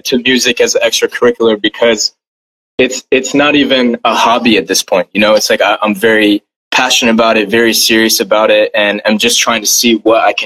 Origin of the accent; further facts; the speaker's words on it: West Bengal, India; now in United States; my family and I, we're actually from India. I'm from West Bengal